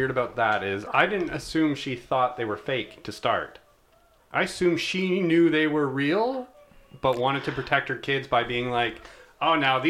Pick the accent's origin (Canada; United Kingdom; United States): Canada; we're Canadian.